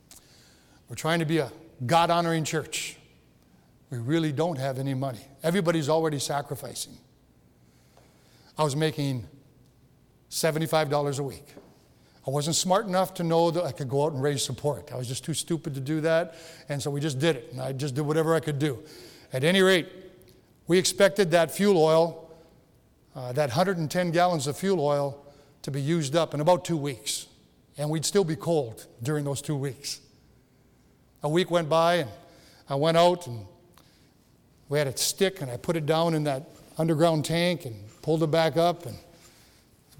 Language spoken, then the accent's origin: English; 10 miles from Rudyard, Michigan, United States; my hometown is 10 miles away from where the original church was. And so here I am in Rudyard, not yet in Kinross